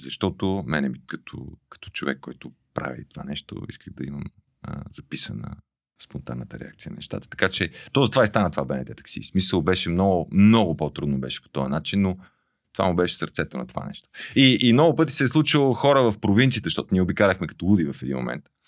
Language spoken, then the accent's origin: Bulgarian; Pazardzhik, Pazardzhik Province, Bulgaria; moved away; съм израснал в Пазарджик